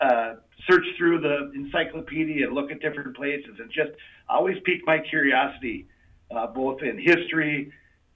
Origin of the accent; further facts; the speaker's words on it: Brooklyn Center, Minnesota, United States; also born or lived in Mora, Minnesota; I grew up in Brooklyn Center